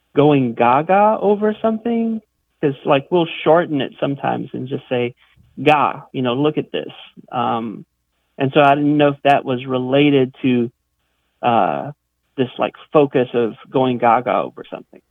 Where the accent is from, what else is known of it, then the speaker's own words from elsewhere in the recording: South Louisiana, United States; now in Jacksonville, United States; I grew up in South Louisiana